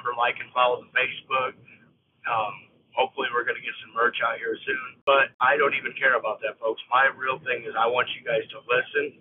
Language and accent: English; United States